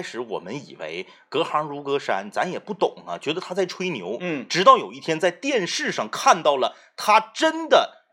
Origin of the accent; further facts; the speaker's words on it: Fushun, Liaoning, China; now in Jilin, China; 我回辽宁省抚顺市了